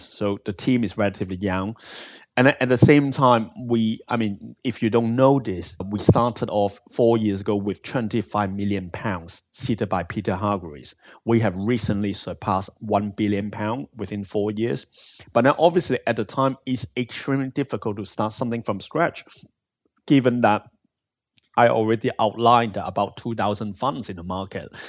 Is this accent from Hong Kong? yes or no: yes; Hong Kong; also born or lived in Bristol, United Kingdom; now in United Kingdom; I'm originally from Hong Kong and I've been in the U K for over half of my life now.